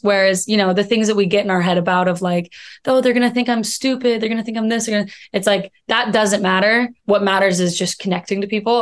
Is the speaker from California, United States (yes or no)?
no; Missoula, Montana, United States; moved away as an adult; also born or lived in New York; now in Los Angeles, United States; I'm from Missoula, Montana